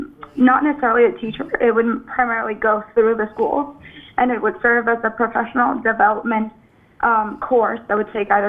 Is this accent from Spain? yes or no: no; Venezuela; moved away as an adult; now in Boston, United States; I'm 24. I'm originally from Venezuela, and I'm currently living in Boston.